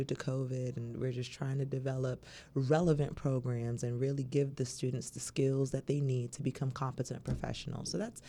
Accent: Barbados; now in United States; I was raised in Barbados. So coming over here to Virginia State, you know, that family-like environment for me being an international student was very, very key to my success.

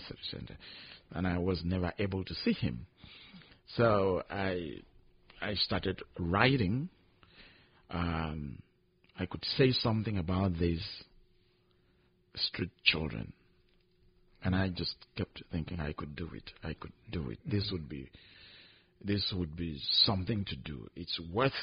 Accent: Nigeria; I'm from Nigeria

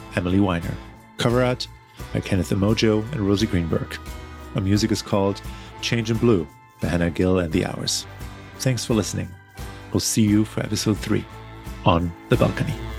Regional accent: Germany; moved away; I I only connect back to my home country and my family like on these trips

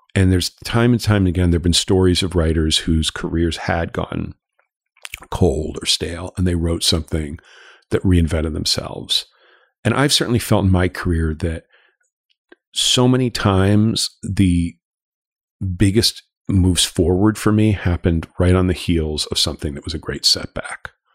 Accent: Los Angeles, California, United States; moved away as an adult; I grew up in Los Angeles. I'm, I'm a, I'm a, I'm a native but a prodigal son who moved back here

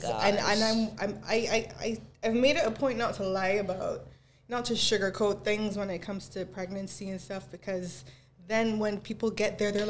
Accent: Jamaica; now in Barbados; I was born in Jamaica. Parents are Jamaican. Whole family is Jamaican. But I've lived here for a long time.

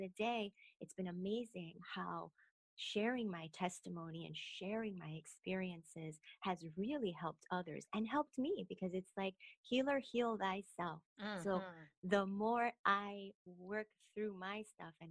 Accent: Chicago, Illinois, United States; moved away as an adult; I grew up in the west side of Chicago, Humboldt Park area

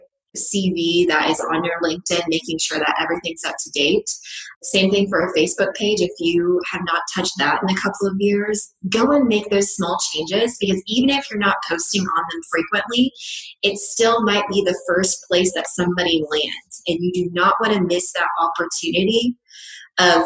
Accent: West Texas, United States; I'm from West Texas

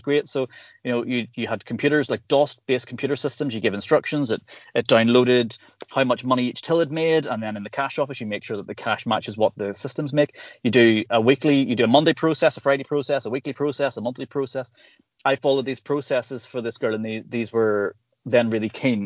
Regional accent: Northern Ireland, United Kingdom; growing up in Northern Ireland

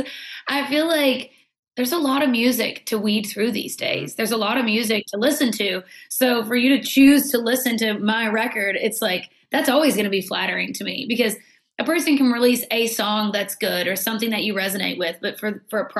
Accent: Campbellsville, Kentucky, United States; moved away as an adult; also born or lived in Nashville; I've always really felt that from my hometown.

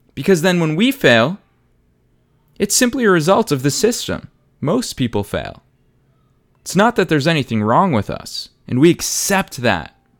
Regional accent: Boston, Massachusetts, United States; moved away as an adult; now in Los Angeles, United States; I was raised in Boston. I spent the vast majority, almost the entirety of my life in Boston.

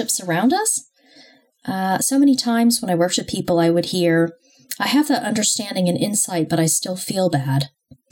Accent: United States; moved away as an adult; also born or lived in Los Angeles, California / New York / London; now in United Kingdom; I grew up in the US, however, which explains my accent

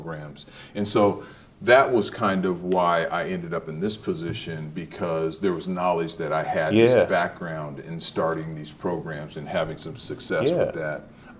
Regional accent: Seattle, Washington, United States; moved away as an adult; also born or lived in Idaho / Auburn, Alabama; I'm from Seattle.

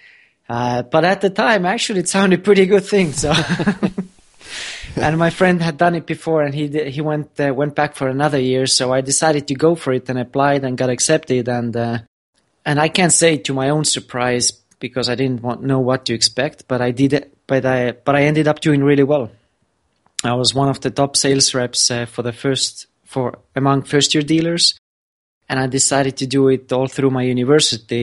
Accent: Estonia; also born or lived in Florida; I'm from Estonia

